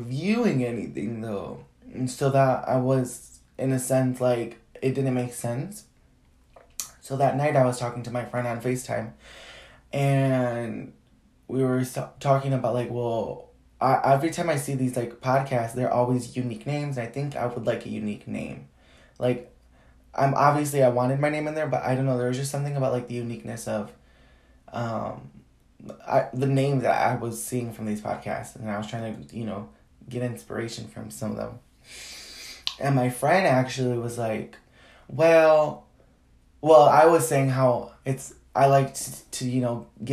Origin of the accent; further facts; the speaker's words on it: Chicago, Illinois, United States; I'm from Chicago